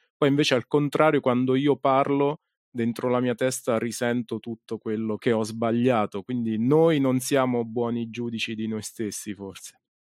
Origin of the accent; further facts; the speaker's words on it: Ascoli Piceno, Marche, Italy; io sono di Ascoli, quindi ho iniziato qui a San Benedetto